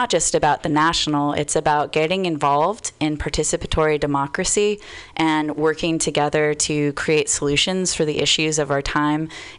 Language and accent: English; Bay Area, California, United States; also born or lived in Portland; I grew up in the Bay Area. I went to UC Santa Cruz